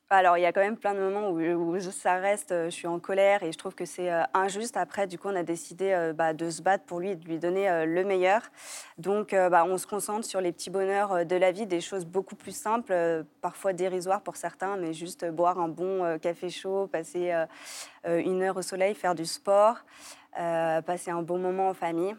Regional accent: Lyon, Auvergne-Rhône-Alpes, France; moved away as an adult; also born or lived in Paris; now in Lyon, France; retourner à Lyon, parce qu'on est lyonnais de base

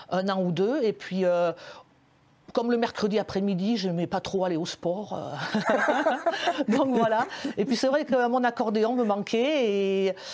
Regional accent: France; voilà, on est français, accordéoniste.

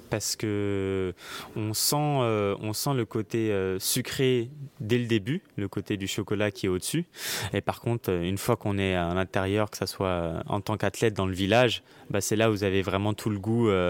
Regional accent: New York, United States; Du coup, j'ai grandi aux États-Unis à New York.

